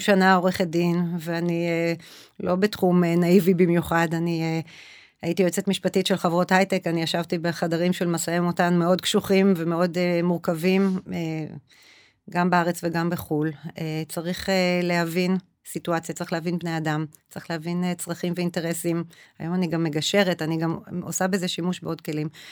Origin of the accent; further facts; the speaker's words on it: Israel; also born or lived in Ra'anana; now in Kadima-Tzoran, Israel; אני גדלתי אה, בכפר כילדה, ואז עם המשפחה שלי אה, עברנו לעיר, ההורים שלי גם היום בקד... ברעננה